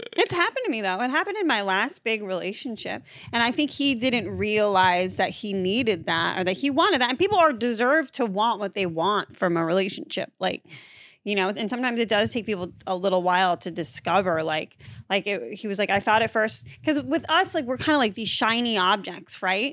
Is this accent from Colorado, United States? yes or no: no; Massachusetts, United States; I'm from Massachusetts.